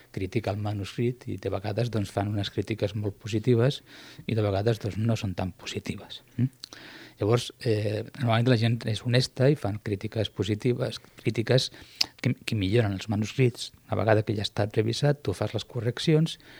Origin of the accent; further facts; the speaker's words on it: Piqueras, Castilla-La Mancha, Spain; Catalan is a second language; moved away as an adult; also born or lived in Granada; now in Tarragona, Spain; Jo no sóc andalús, sóc eh, d'un poble de la província de Guadalajara que es diu Piqueres, a la comarca de Molina de Aragón